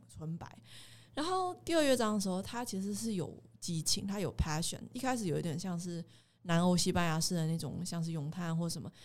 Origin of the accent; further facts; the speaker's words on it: Taiwan; moved away as an adult; also born or lived in Germany; 我出生于台湾 那我们这里也是佛道文化跟各种东洋哲学很兴盛的一片故乡